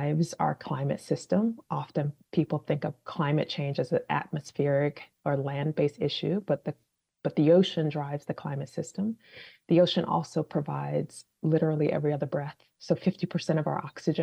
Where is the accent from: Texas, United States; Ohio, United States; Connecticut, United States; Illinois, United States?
Illinois, United States; Chicago; also born or lived in Washington, D.C. / California; now in Boston, United States; I was born and raised in Chicago, so I'm not a Bostonian.